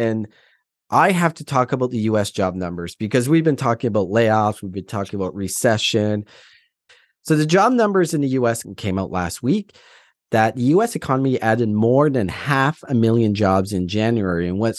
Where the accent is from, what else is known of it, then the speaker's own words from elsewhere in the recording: Atlantic Canada, Canada; now in Alberta, Canada; Well, first of all, I'm from Atlantic Canada and I moved out west during the migration of no jobs